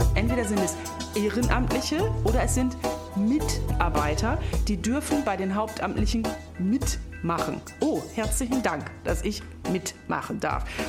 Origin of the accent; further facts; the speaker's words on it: North Sea coast, Germany; ich komme von der Nordsee